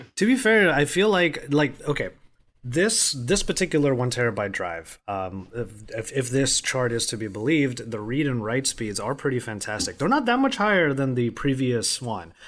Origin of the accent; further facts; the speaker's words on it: Philippines; as a Filipino